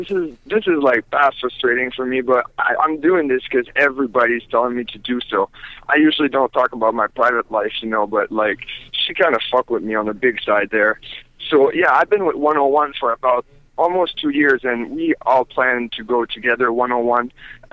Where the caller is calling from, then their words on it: Las Vegas, Nevada, United States; Hey, how are you? … from Las Vegas.